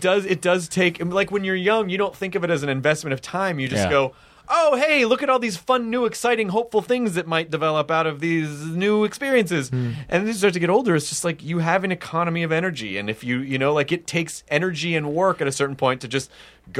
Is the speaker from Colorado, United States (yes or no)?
no; Memphis, Tennessee, United States; also born or lived in Jonesboro; Oh shit, I'm from Memphis.